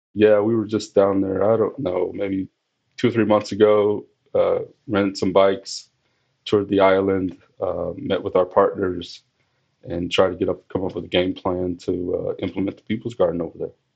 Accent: Missouri, United States; moved away as an adult; also born or lived in Arizona / New Mexico / Montana; now in New York, United States; I started with the agency as a student, as a pathway student in Missouri. That's my home state.

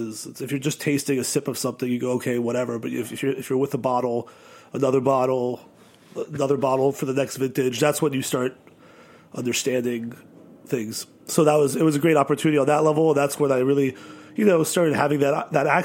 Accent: New York City, New York, United States; I grew up in New York City

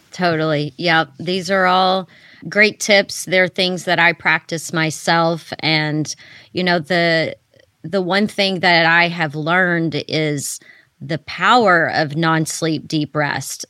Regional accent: Texas, United States; moved away; I moved back to my home state of Texas

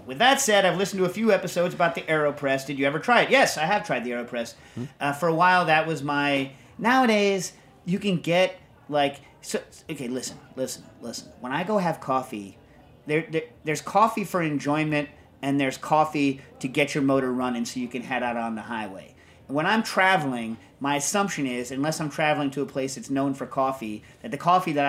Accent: United States; as an American

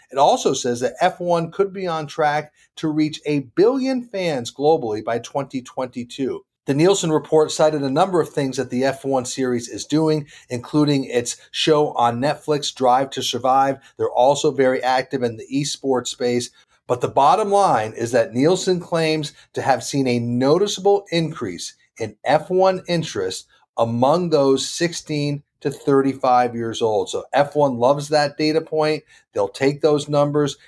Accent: Vermont, United States; I grew up in Vermont

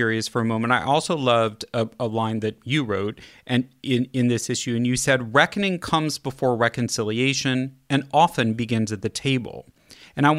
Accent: Kansas City, Missouri, United States; moved away; also born or lived in Los Angeles; I grew up in Kansas City

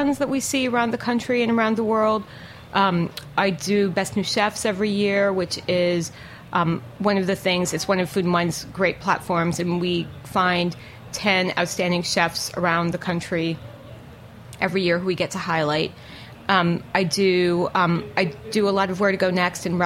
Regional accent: New York City, New York, United States; I'm from New York

